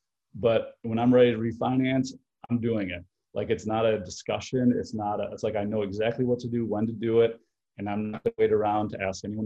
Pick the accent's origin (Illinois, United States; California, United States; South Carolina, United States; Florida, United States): Illinois, United States; Chicago; I'm from Chicago